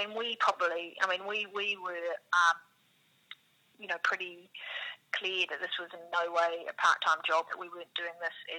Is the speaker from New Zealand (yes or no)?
yes; New Zealand; accent: New Zealand; now in Australia; I'm a New Zealander, you probably hear from my accent